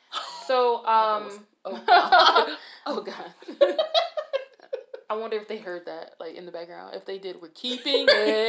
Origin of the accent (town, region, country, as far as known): Detroit, Michigan, United States; born or raised there